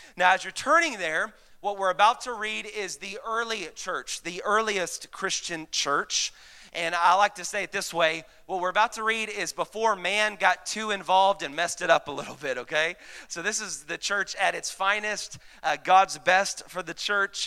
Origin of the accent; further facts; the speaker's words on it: Mesquite, Texas, United States; I grew up in Mesquite, uh, Texas